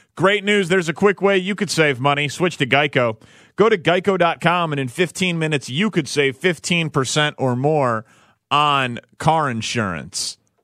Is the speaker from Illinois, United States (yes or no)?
yes; Chicago, Illinois, United States; my hometown of Chicago